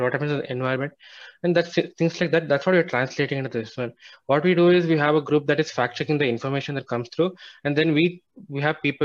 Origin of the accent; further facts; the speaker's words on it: Karnataka, India; I'm from Karnataka